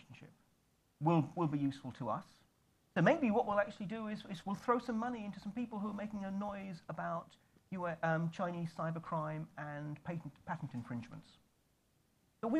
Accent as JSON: {"language": "English", "country": "United Kingdom", "said": "I say this as a Brit"}